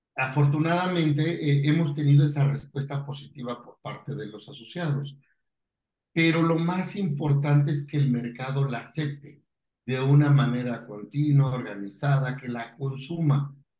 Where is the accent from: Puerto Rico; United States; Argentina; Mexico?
Mexico; Pachuca, Hidalgo; Yo soy de Pachuca, tengo unos coworking institutos en Pachuca